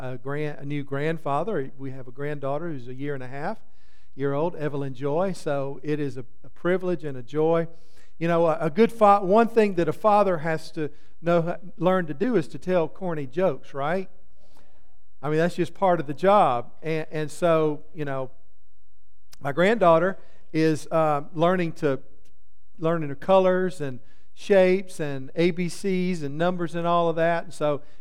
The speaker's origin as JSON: {"language": "English", "town": "Soperton", "region": "Georgia", "country": "United States", "tie": "born or raised there", "said": "But I grew up in Soperton in Georgia."}